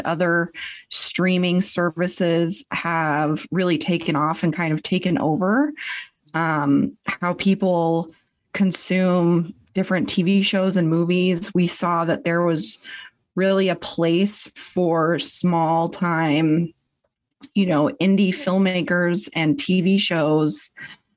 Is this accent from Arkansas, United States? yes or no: no; Spokane, Washington, United States; I'm from Spokane, Washington, so the east side of Washington State.